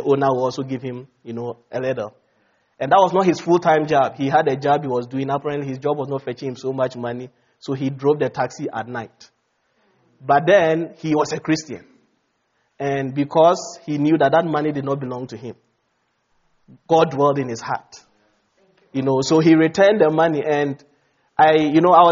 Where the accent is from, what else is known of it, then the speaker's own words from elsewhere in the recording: Ghana; moved away; Ghana, my home country